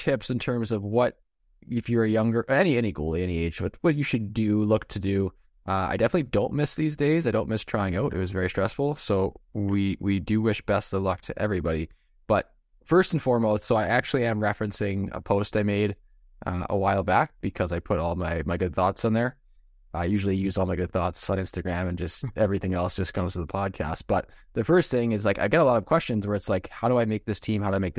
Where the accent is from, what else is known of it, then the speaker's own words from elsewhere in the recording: Ontario, Canada; Because in Ontario, and actually in a bunch of other places, but we're from Ontario, so we know Ontario things, it's tryout time.